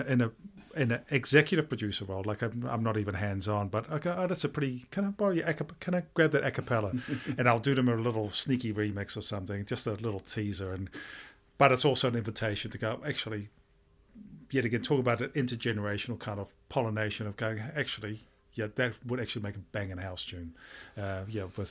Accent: Netherlands; now in Auckland, New Zealand; I'm from Holland

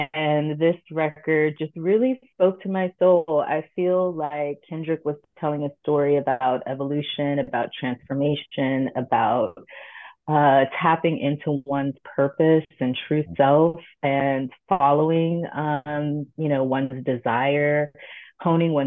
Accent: Long Beach, California, United States; I grew up in Long Beach

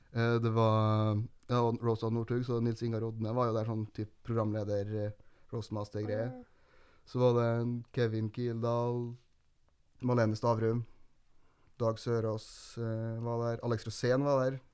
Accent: Fosen, Trøndelag, Norway; moved away as an adult; now in Trondheim, Norway; Jeg er fra Fosen

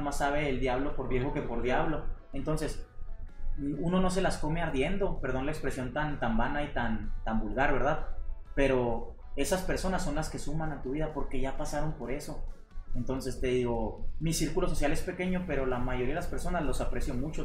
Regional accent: Mexico; salí de la privada de Tamborelli 42, este, y pues la Dale me vio crecer, hasta ahorita vivo

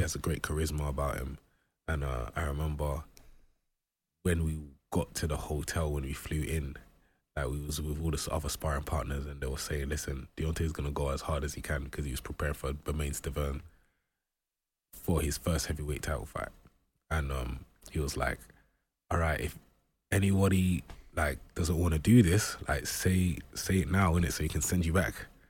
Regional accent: London, United Kingdom; when I was growing up in Brixton, there was a lot of gang violence

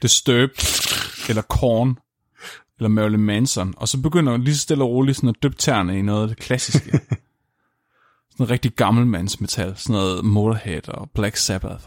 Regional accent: Tåsinge, Southern Denmark, Denmark; jeg er fra Tåsingen

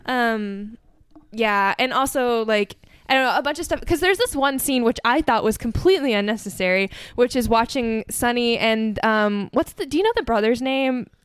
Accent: United States; as an American

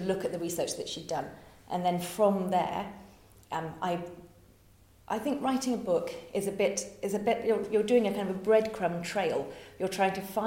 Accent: Oxford, South East England, United Kingdom; moved away as an adult; also born or lived in Japan / Hong Kong; now in France; I was born in Oxford

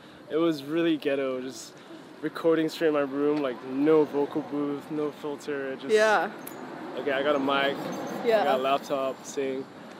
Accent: Singapore; growing up in Singapore was great because I was alone all the time.

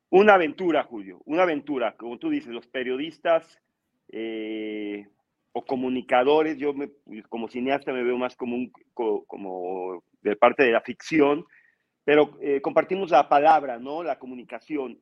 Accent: Mexico; somos los mexicanos como país

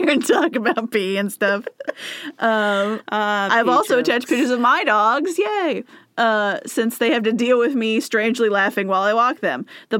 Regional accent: United States; I was raised in the United States

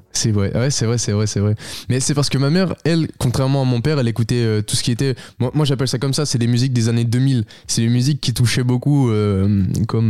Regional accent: Beaune, Bourgogne-Franche-Comté, France; je suis originaire de Bourgogne

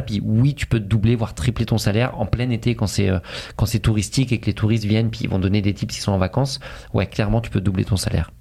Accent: France; now in Montreal, Canada; en tant que Français

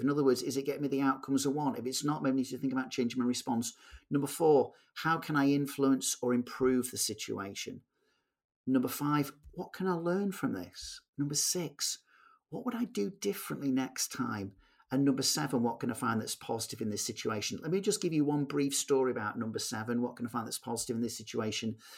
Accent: Manchester, North West England, United Kingdom; I'm a guy from Manchester

